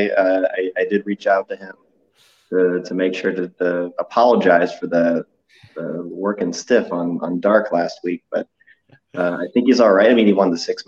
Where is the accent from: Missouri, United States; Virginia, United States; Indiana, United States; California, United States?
Missouri, United States; St. Louis; I'm from St. Louis.